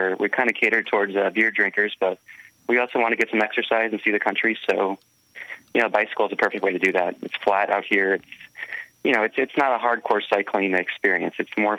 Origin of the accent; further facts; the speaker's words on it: Portland, Oregon, United States; I'm out of Portland, Oregon